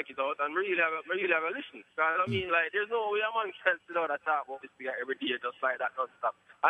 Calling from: Poughkeepsie, New York, United States; From upstate New York.

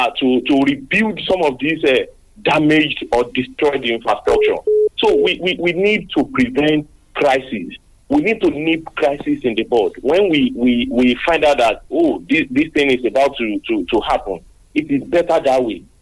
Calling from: Lagos, Nigeria; I'm calling you from Lagos.

